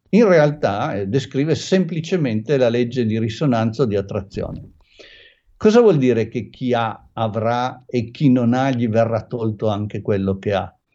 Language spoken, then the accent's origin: Italian; Turin, Piedmont, Italy; io sono di Torino